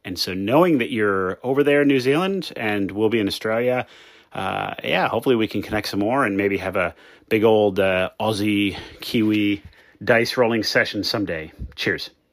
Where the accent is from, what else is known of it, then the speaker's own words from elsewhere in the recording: United States; now in Hawaii, United States; I am American by birth, Italian by blood.